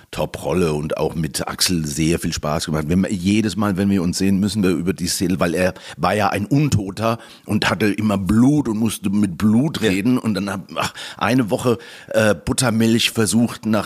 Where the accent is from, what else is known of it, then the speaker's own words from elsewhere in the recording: Malaga, Andalusia, Spain; Und ansonsten habe ich ja auch noch meinen Wohnsitz in Malaga. das ist meine Heimat.